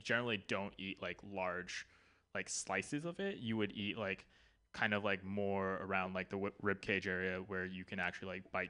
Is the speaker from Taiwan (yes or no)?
yes; Taiwan; so growing up in Taiwan, right? Like we have a lot of food stalls, and goose is like one of the main like delicacies, right?